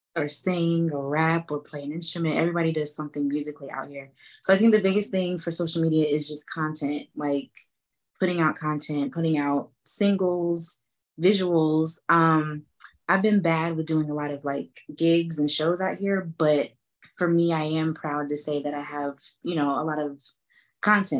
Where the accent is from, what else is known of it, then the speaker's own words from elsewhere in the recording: Atlanta, Georgia, United States; also born or lived in Boston, Massachusetts; I was born in Boston, Massachusetts, um, but I moved to Atlanta when I was five. So I'm basically from Atlanta.